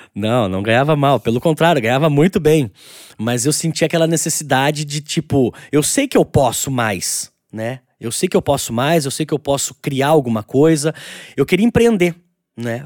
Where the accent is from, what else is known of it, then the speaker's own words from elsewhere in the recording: Itatiba, São Paulo, Brazil; eu sou eu sou natural de Itatiba, né? Uma, uma cidade interior de São Paulo.